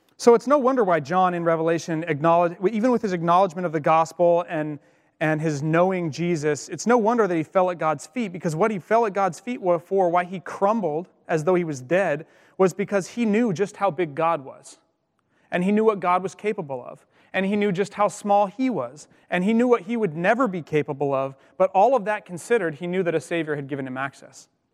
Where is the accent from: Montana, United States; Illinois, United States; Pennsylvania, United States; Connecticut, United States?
Montana, United States; Colstrip; also born or lived in Missoula, Montana; I grew up in Montana, um, as I mentioned, and I went to school on the western side of the, the state in Missoula, and I grew up on the eastern side